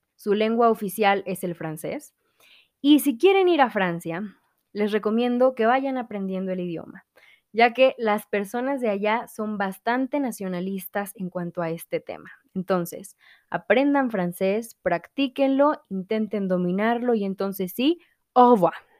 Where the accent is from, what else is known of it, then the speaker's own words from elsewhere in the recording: Mexico; aquí en México